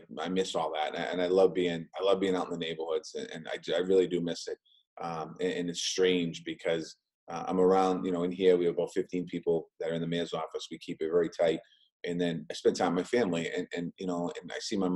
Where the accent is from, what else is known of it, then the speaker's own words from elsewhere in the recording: Boston, Massachusetts, United States; I grew up in Dorchester, lifelong Dorchester resident